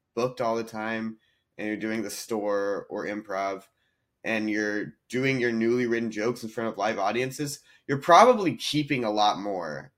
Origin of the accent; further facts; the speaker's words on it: North Carolina, United States; moved away as an adult; also born or lived in Nashville, Tennessee / India (ancestry); now in Los Angeles, United States; I I grew up in North Carolina and then I mm. went to mm. college in Nashville, Tennessee.